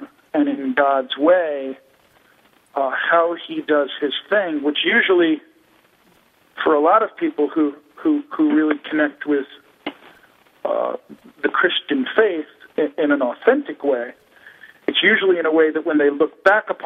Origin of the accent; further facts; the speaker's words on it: New York, United States; moved away as an adult; now in Arizona, United States; we're from New York, and now we're in Arizona